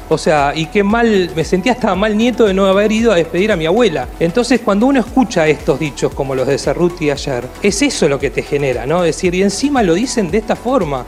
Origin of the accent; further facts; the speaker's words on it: Argentina; Me considero un argentino